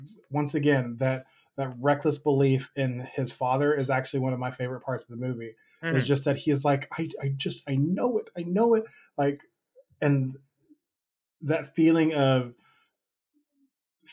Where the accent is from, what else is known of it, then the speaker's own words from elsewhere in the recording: United States; growing up in America